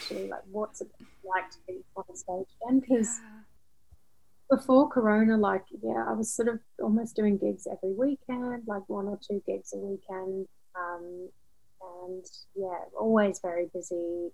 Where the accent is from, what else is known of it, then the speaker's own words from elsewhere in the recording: Australia; moved away as an adult; now in London, United Kingdom; I'm Australian and I've lived in London for 14 years now